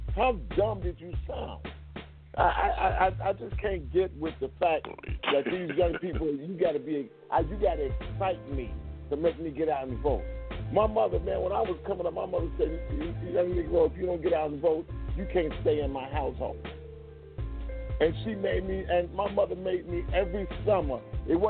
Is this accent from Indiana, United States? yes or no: yes; Gary, Indiana, United States; Because I live next to Gary, Indiana, and I'm from Gary, Indiana